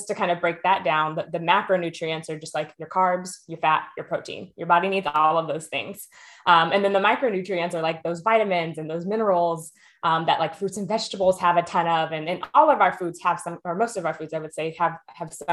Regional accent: Texas, United States; now in Oakland, United States; I am originally from Texas, a proud Texan, as most Texans are, but currently living in Oakland, California

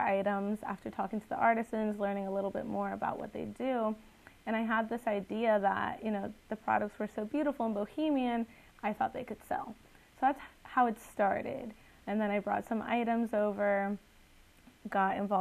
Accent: Guatemala; now in United States; I'm originally from Guatemala

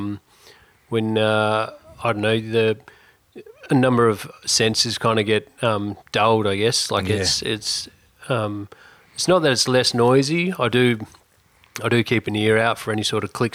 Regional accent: Esperance, Western Australia, Australia; now in Exmouth, Australia; I grew up in Esperance.

